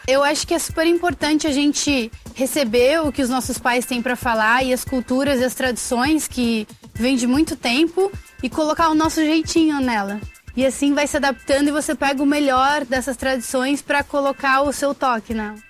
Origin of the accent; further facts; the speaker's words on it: Brazil; eu sou brasileira